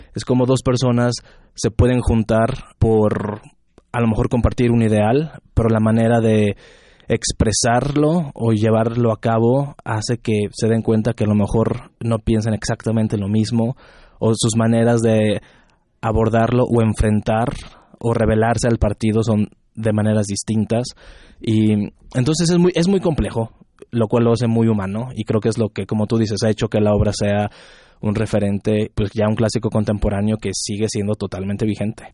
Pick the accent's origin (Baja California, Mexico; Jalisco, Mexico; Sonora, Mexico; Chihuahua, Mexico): Jalisco, Mexico; Guadalajara; yo soy de Guadalajara